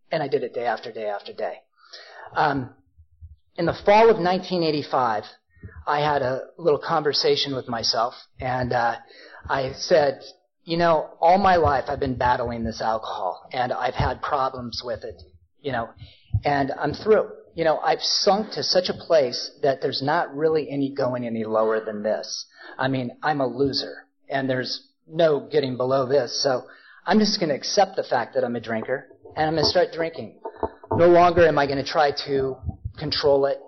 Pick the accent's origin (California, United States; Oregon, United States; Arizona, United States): Oregon, United States; Portland; also born or lived in Ashland, Oregon; I grew up in Portland, but I was down in Ashland